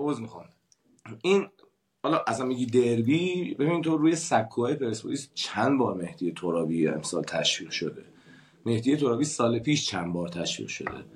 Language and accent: Persian; Iran; moved away as an adult; من زمانی که از ایران مهاجرت کردم